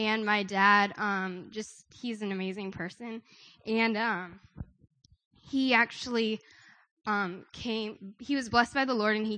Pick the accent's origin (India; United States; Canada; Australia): India; I'm from India